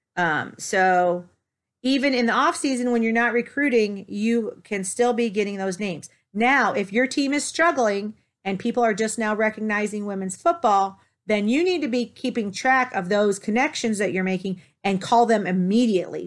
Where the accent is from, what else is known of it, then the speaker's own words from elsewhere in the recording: Toledo, Ohio, United States; moved away; also born or lived in Dallas / Denver; I was originally from Toledo